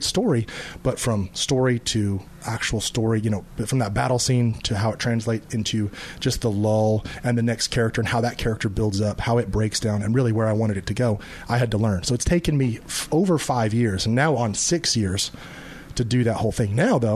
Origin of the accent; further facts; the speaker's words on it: Alabama, United States; moved away as an adult; I'm from Alabama. I'm from the South.